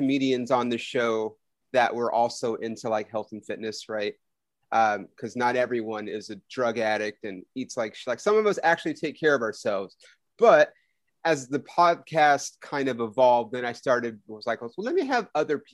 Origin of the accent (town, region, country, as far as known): Ontario, California, United States; born or raised there